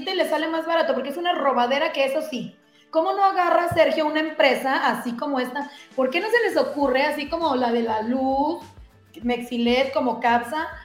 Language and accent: Spanish; Tonalá, Jalisco, Mexico; que soy residente de Tonalá.